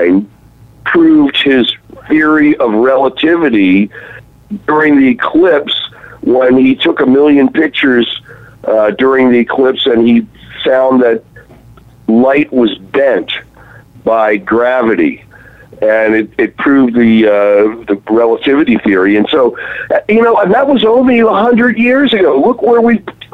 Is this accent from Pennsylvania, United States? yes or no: no; Baltimore, Maryland, United States; I was growing up in Baltimore, Maryland